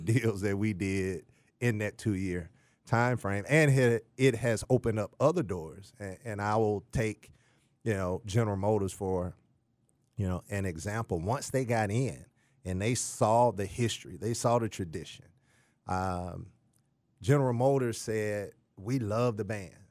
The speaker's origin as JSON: {"language": "English", "town": "Jackson", "region": "Mississippi", "country": "United States", "tie": "born or raised there", "moved": "yes", "said": "I'm originally from Jackson, Mississippi."}